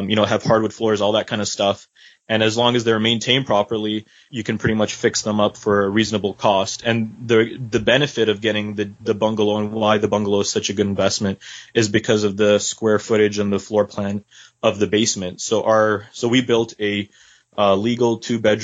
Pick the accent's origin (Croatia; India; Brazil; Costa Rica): Croatia; I'm from Croatia, actually, from the Slavic part.